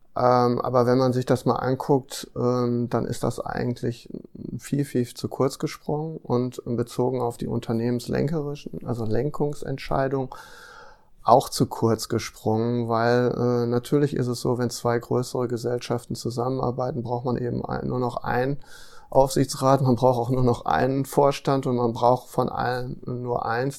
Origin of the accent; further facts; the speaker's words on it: Ruhr area, North Rhine-Westphalia, Germany; ich komme zum Beispiel aus einem, aus einem Ruhrgebiet